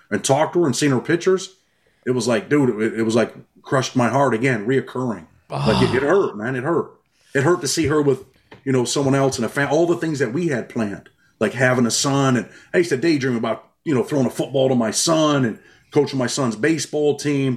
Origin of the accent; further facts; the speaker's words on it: New York, United States; I'm from New York